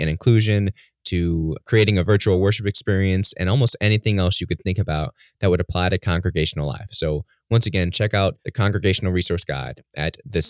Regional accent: Merrillville, Indiana, United States; moved away; I grew up in Maryville, so fellow Regionaires

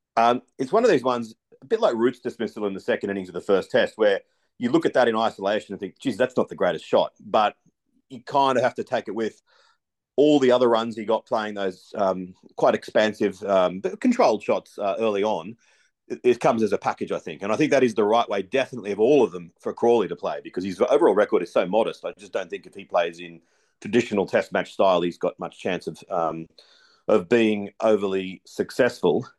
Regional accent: Australia; as an Australian

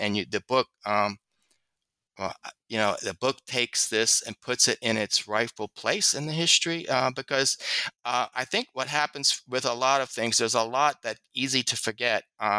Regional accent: the South, United States; because I'm a Southerner, also maybe I have a prejudice for that accessibility.

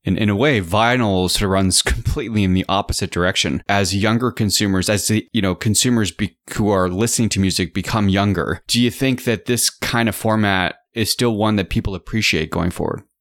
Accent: Canada; as a Canadian

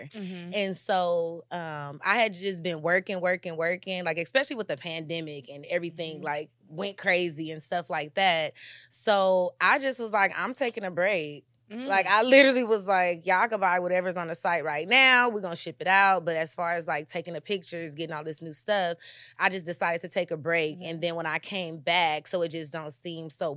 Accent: Los Angeles, California, United States; I'm born and raised in Los Angeles.

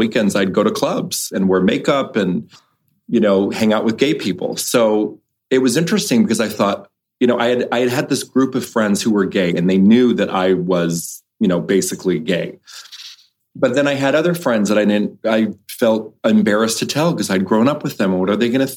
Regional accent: Los Angeles, California, United States; I grew up in Los Angeles, but never the big city. I grew up in like Westchester by the airport

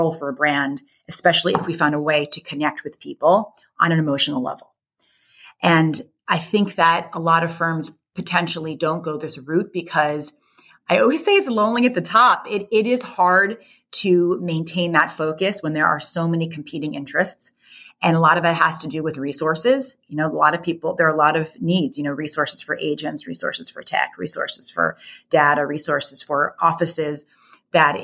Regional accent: the New York area, United States; I grew up in the New York area.

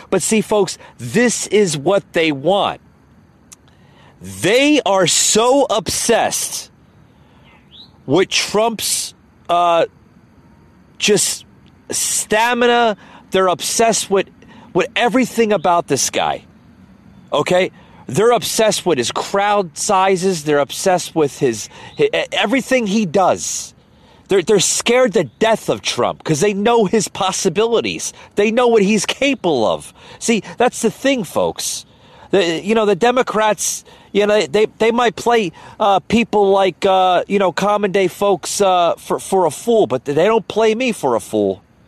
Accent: United States; I'm an American man

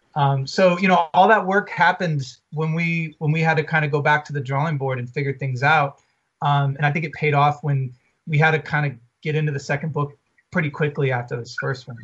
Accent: Atlanta, Georgia, United States; now in Los Angeles, United States; we're from Atlanta. We live

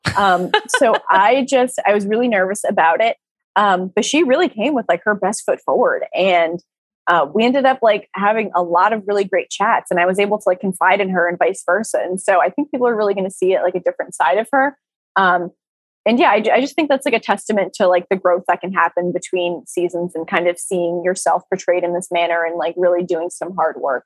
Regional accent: Rhode Island, United States; I'm from Rhode Island

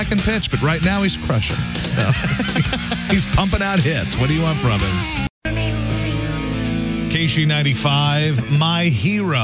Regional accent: United States; I'm American, U.S.

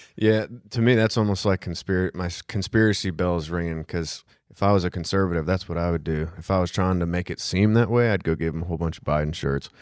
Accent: Missouri, United States; I'm also from Missouri

